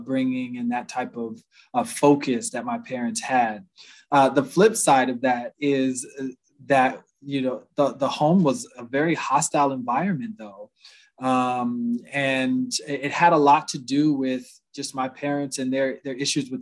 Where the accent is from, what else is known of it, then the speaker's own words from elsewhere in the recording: Huntsville, Alabama, United States; moved away; also born or lived in Cleveland, Ohio; I grew up my first half of my life in Huntsville, Alabama